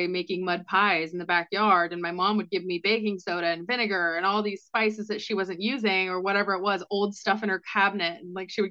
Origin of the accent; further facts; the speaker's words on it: Washington, United States; moved away as an adult; also born or lived in Scottsdale, Arizona; I moved from Washington State. That's where I grown up in that country lifestyle